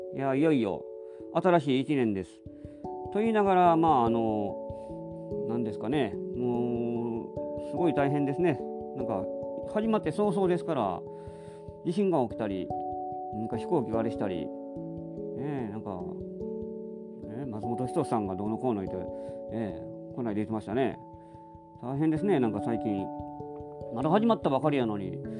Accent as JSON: {"language": "Japanese", "region": "Nara", "country": "Japan", "tie": "born or raised there", "moved": "yes", "said": "実家帰ったからって別になんか逆に落ち着かないところがありますけど、奈良は寒いんですやっぱり"}